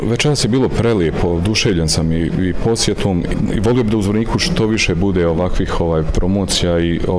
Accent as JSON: {"language": "Croatian", "area": "Tuzla area", "region": "Federation of Bosnia and Herzegovina", "country": "Bosnia & Herzegovina", "tie": "born or raised there", "said": "U pitanju je govor kraja odakle sam ja odrastao, a radi se o jel, tuzlanskom kraju"}